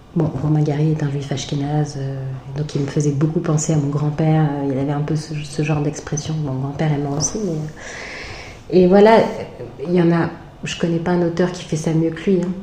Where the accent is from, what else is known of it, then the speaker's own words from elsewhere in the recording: France; je suis française, je suis née avec tel et tel parent